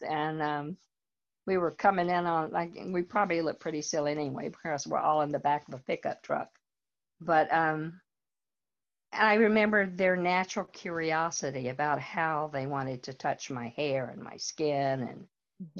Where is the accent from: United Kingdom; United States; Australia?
United States; North Carolina; moved away as an adult; also born or lived in Richmond, Virginia; now in Fredericksburg, United States; I grew up in North Carolina.